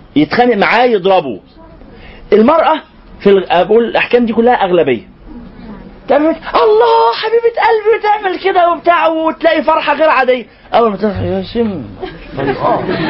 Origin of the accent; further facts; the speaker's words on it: Egypt; إحنا برضو كمصريين